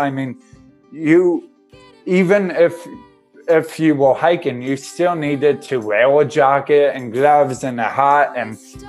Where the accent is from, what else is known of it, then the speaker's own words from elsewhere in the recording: Connecticut, United States; I'm from Connecticut